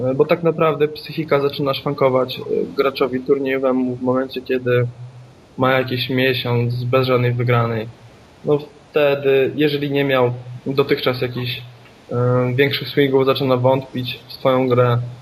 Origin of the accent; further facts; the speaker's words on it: Poland; jestem z Polski